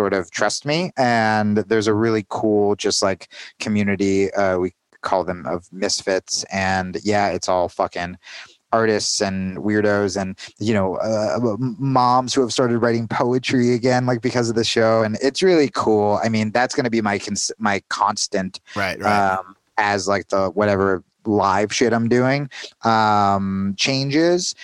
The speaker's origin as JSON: {"language": "English", "region": "New Jersey", "country": "United States", "also_born_or_lived": "New York", "moved": "yes", "lives_now": "Arizona, United States", "said": "I was 16 and I was coming in from New Jersey"}